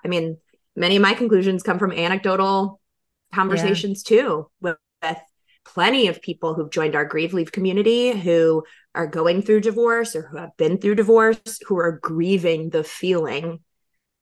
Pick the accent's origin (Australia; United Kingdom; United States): United States; North Carolina; moved away; I had moved to North Carolina with my ex-husband with this vision of my dad being a grandfather and being, my dad was my best friend, and having a house close to his and raising kids and being in my home state